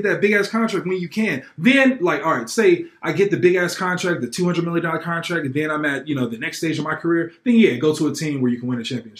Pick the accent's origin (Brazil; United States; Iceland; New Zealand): United States; Oakland, California; I'm from Oakland